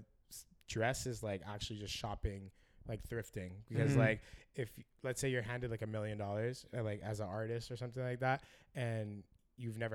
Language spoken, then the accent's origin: English; Montreal, Quebec, Canada; also born or lived in Philadelphia; I was born in Philly, but I never really got to like grow up there. I always spent my summers there. It got me to appreciate Montreal so much more